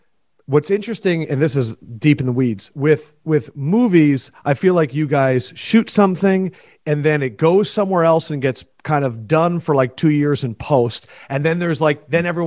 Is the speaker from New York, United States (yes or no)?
no; Philadelphia, Pennsylvania, United States; I grew up in Philadelphia